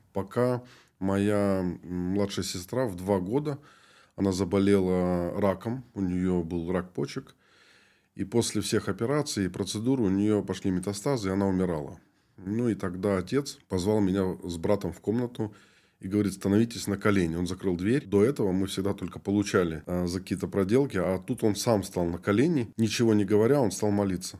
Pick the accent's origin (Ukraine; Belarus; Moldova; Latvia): Moldova; moved away as an adult; also born or lived in Chukotka; now in Yekaterinburg, Russia; я вообще родом из Молдовы, родился там, и когда мне было 20 лет, я уехал на миссию